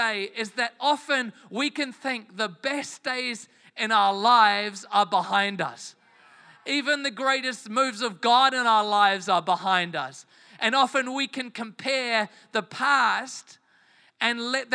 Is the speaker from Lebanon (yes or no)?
no; England, United Kingdom; moved away; I am from England originally